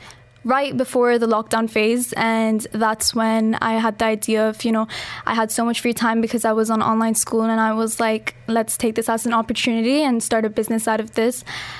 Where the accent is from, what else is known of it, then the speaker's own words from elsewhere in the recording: Dubai, United Arab Emirates; also born or lived in Pakistan; So I'm from Pakistan and I've been in Dubai my whole life and I study at Emirates International School, Jumeirah.